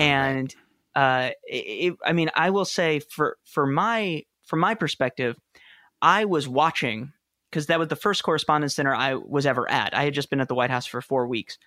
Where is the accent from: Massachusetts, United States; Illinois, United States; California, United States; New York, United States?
New York, United States; New York City; moved away as an adult; also born or lived in Wooster, Ohio; I grew up in New York City